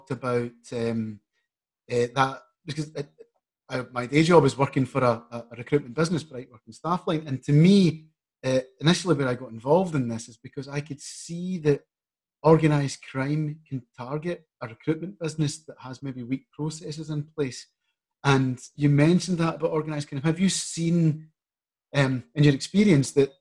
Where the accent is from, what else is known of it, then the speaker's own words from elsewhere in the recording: Glasgow, Scotland, United Kingdom; I grew up in Glasgow with the monuments and the remembrance of slavery